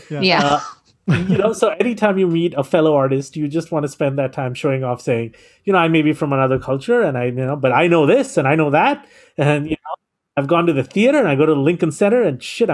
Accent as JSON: {"language": "English", "country": "India", "tie": "born or raised there", "also_born_or_lived": "New York City", "moved": "as an adult", "said": "I was born in India, I was raised in India, and I came to the United States as a student."}